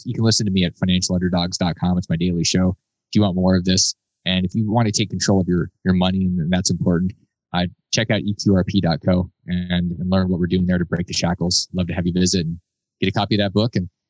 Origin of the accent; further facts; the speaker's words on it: Alaska, United States; I grew up in Alaska and I've been to Africa.